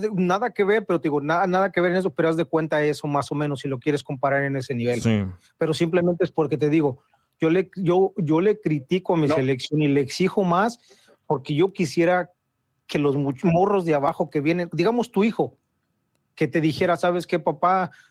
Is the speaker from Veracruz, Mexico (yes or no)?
no; Mexico City, Mexico; accent: chilango; A nosotros, los que somos de la capital